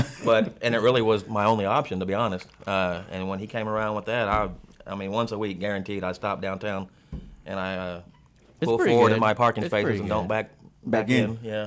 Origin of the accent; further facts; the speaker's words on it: Conroe, Texas, United States; born and raised in Conroe